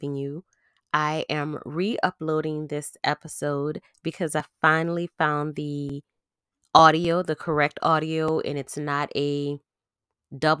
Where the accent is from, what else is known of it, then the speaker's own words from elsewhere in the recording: outskirts of New Orleans, Louisiana, United States; I am from Louisiana. I'm from a place that's on the outskirts of New Orleans